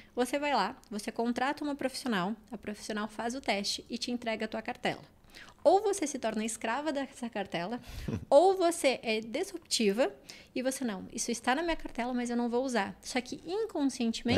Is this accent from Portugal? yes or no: no; Uruguay; moved away as an adult; eu era uma menina de 19 anos que vim do, do Uruguai, de uma cidade pequena do interior